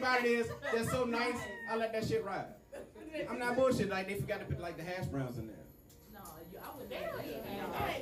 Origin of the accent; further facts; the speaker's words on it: Petersburg, Virginia, United States; I'm from Petersburg.